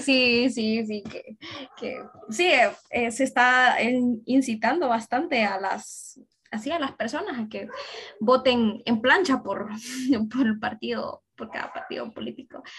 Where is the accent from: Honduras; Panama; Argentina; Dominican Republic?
Honduras; soy una ciudadana orgullosamente hondureña